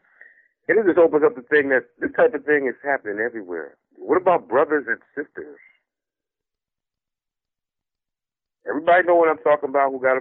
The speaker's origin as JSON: {"language": "English", "region": "New Jersey", "country": "United States", "said": "I'm from Jersey"}